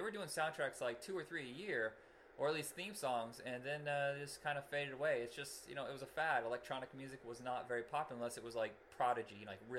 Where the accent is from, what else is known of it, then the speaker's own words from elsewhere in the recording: Indiana, United States; we're from Indiana.